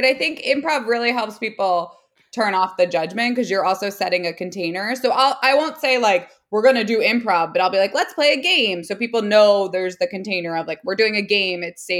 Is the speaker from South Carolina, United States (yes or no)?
no; New Jersey, United States; oh, I'm from New Jersey. I used to go into New York a lot.